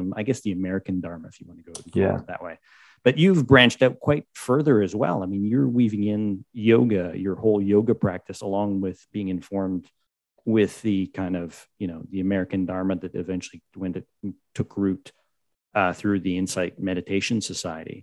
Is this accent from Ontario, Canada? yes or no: no; Quebec, Canada; growing up in Quebec